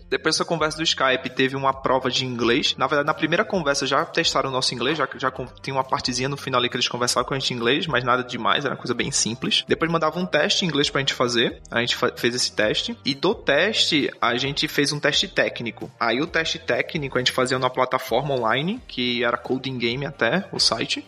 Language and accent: Portuguese; Recife, Pernambuco, Brazil; moved away as an adult; now in Lisbon, Portugal; eu sou de Recife, Pernambuco. Hoje eu tô morando aqui em Portugal, Lisboa